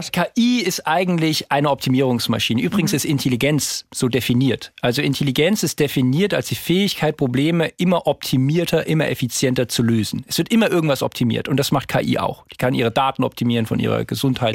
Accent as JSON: {"language": "German", "town": "Darmstadt", "region": "Hesse", "country": "Germany", "tie": "born or raised there", "said": "Ich bin jetzt in Darmstadt geboren"}